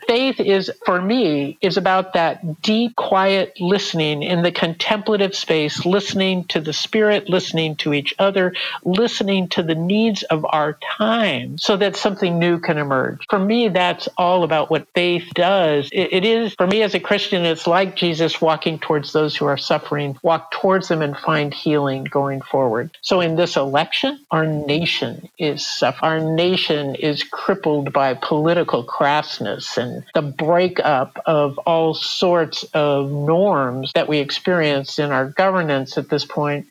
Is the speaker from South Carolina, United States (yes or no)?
no; Southern California, United States; I grew up in Southern California